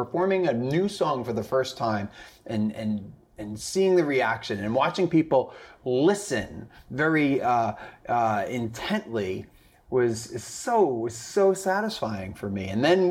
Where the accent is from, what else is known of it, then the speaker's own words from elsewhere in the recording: Long Island, New York, United States; also born or lived in Boston / Connecticut; From Long Island, New York, actually. I don't know if that means anything, but so Long Island, New York. I went to college in Boston, and then I worked in Connecticut as an engineer for 3 years.